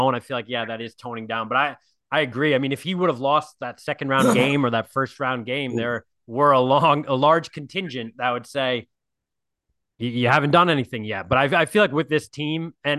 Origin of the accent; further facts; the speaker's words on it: New England, United States; growing up in the Northeast in New England